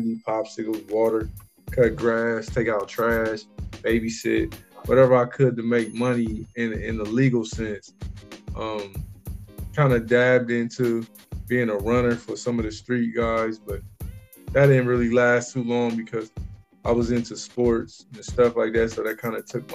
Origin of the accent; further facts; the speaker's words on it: Columbus, Ohio, United States; born and raised in Columbus, Ohio